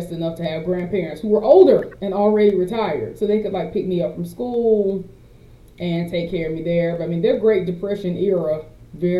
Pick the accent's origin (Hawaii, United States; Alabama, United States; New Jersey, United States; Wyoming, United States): Alabama, United States; Mobile; I'm from Mobile, the home of Mardi Gras